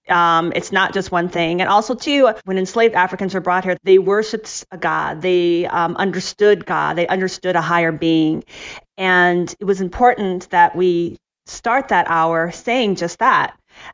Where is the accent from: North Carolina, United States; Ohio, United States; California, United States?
Ohio, United States; growing up in Ohio, I went to a predominantly white church with my family.